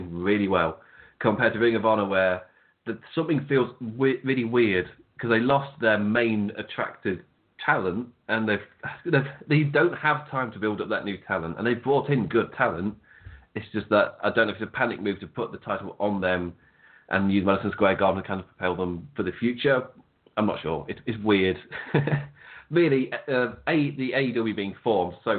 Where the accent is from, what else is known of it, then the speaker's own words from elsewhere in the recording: England, United Kingdom; we're English